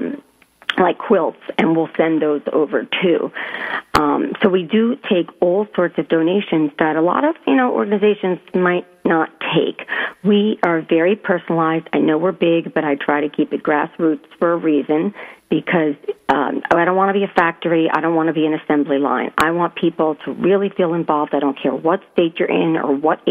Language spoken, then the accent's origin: English; Southern Connecticut, United States; moved away as an adult; also born or lived in New York; I was born in New York, but I was raised in Southern Connecticut and lived there. But I lived overseas for about 15 years